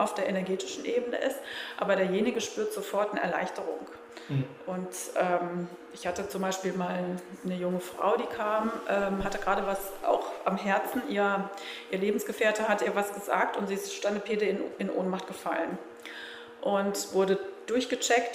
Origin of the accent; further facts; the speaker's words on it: Germany; als Deutsche